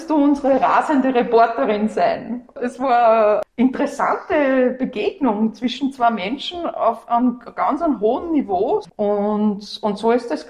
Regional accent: Upper Austria, Austria; now in Vienna, Austria; Und als Wienerin, also Oberösterreicherin, die zugewandert ist, interessiert man sich natürlich speziell für seine Stadt, Historie auch.

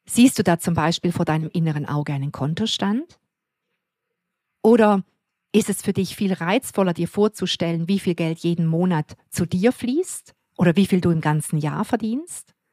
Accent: Switzerland; wo ich einfach nur glücklich bin bei uns in der Schweiz

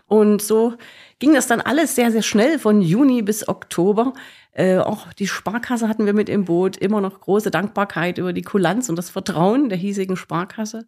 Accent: Leipzig, Saxony, Germany; moved away as an adult; now in Gera, Germany; ich komme aus Leipzig

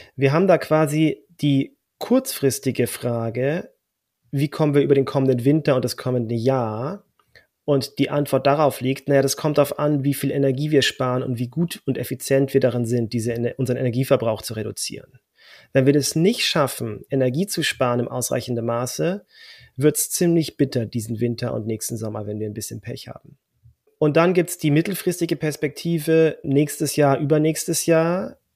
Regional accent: Germany; als Deutscher

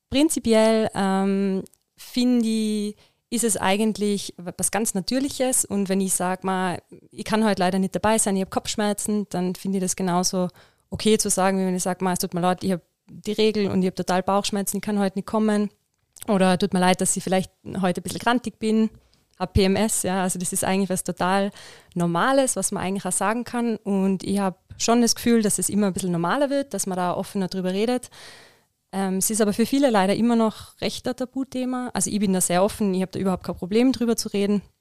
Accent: Innsbruck, Tyrol, Austria; Ähm, also ich bin aus Innsbruck. Ich habe in Innsbruck Physiotherapie studiert

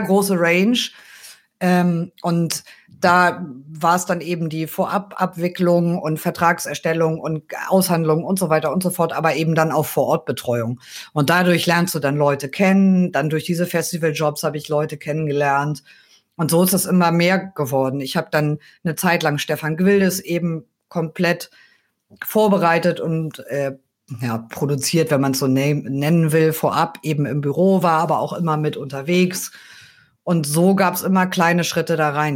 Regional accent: near Kiel, Schleswig-Holstein, Germany; moved away as an adult; also born or lived in Cologne; Also ich komme ursprünglich aus der Nähe von Kiel

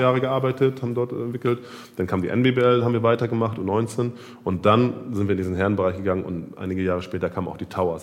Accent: Hamburg, Germany; ich bin selber Winnesburger

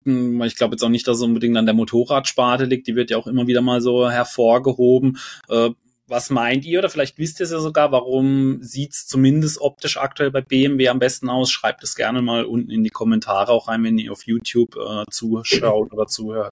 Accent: Germany; bei uns in Deutschland

